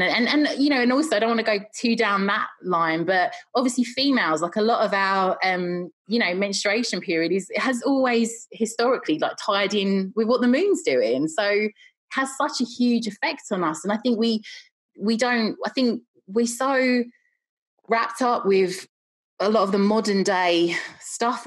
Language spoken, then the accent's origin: English; London, United Kingdom; moved away; I'm originally from London